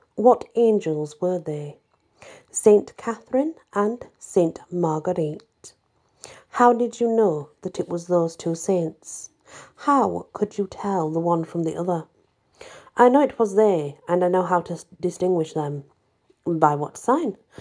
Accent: England, United Kingdom; I'm English

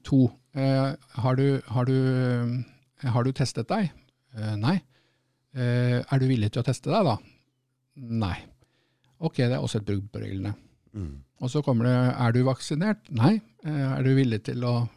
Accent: Norway; now in United Kingdom

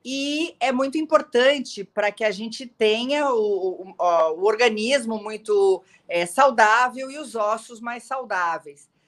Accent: Porto Alegre, Rio Grande do Sul, Brazil; É, eu, eu sou gaúcha de Porto Alegre.

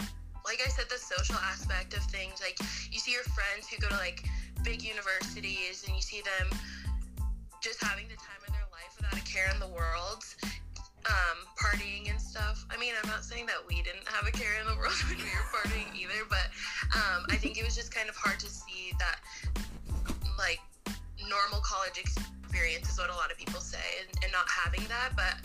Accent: Lakewood, Colorado, United States; I'm from Lakewood, Colorado.

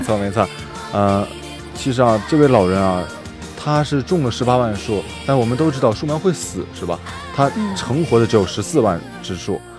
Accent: northern China, China; moved away as an adult; 我作为一个北方人啊

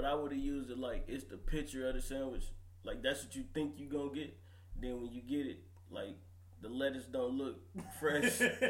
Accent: Philadelphia, Pennsylvania, United States; accent: New York; Yo, you know what I'm saying? I'm from East Philly. Yeah. You know what I'm saying?

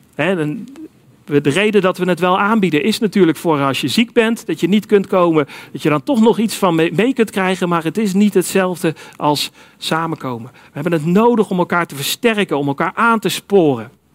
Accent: Netherlands; Wij zijn als Nederlanders nog wel eens geneigd om te zeggen

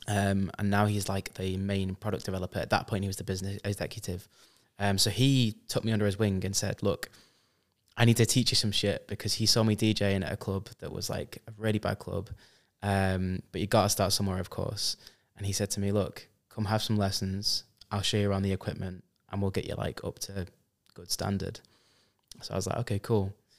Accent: Preston, North West England, United Kingdom; I am from Preston, UK, but I've been sort of everywhere around Europe and the world

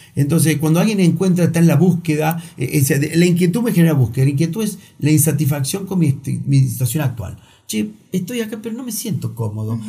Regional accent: Río Cuarto, Córdoba, Argentina; Yo soy de Río Cuarto

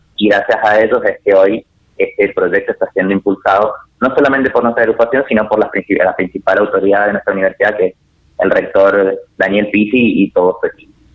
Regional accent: Argentina

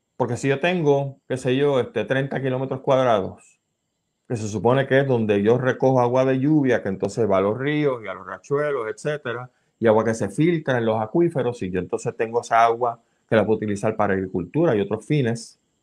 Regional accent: Puerto Rico

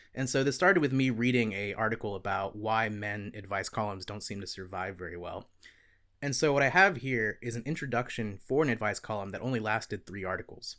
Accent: Gilbert, South Carolina, United States; from my hometown of Gilbert, South Carolina

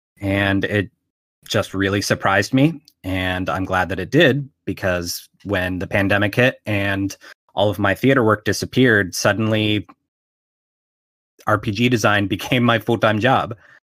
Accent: Pittsburgh, Pennsylvania, United States; So I'm from Pittsburgh, Pennsylvania, and we have a yearly zine fair here in the city.

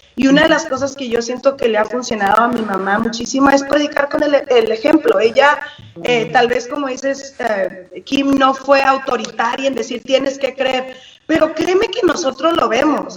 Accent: Sinaloa, Mexico; soy de Sinaloa, entonces la gente, nuestra gente de Sinaloa no me deja mentir que somos bien francas

